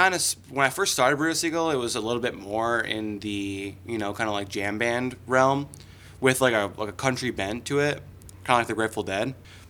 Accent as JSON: {"language": "English", "region": "Upper Peninsula of Michigan", "country": "United States", "tie": "born or raised there", "moved": "yes", "said": "I was born and raised in Upper Michigan."}